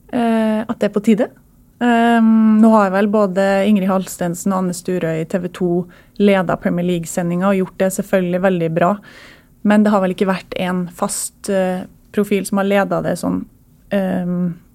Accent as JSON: {"language": "Norwegian", "town": "Trondheim", "region": "Trøndelag", "country": "Norway", "tie": "born or raised there", "said": "jeg vokste opp i Trondheim"}